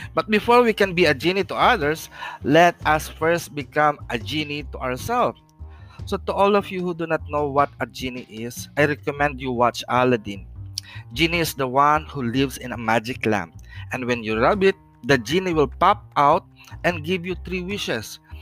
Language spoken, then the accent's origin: English; Philippines; the Philippines, my hometown